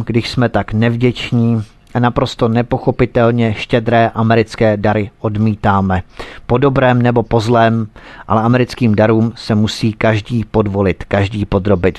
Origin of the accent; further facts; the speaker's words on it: Czechia; my Češi jsme skromný národ